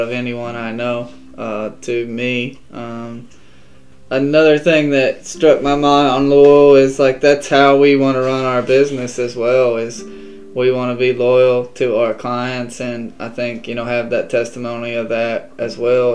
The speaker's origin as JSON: {"language": "English", "town": "Benton", "region": "Kentucky", "country": "United States", "said": "I'm from Benton, Kentucky."}